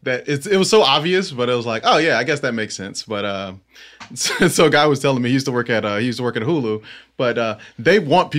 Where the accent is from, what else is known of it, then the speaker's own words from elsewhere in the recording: Fort Lauderdale, Florida, United States; I'm from Fort Lauderdale, Florida, so it's like barely the South, but it is technically the South.